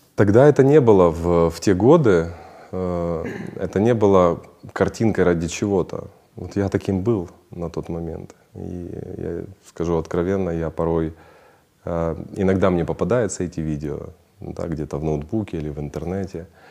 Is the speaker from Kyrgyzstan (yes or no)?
no; Ukraine; я украинец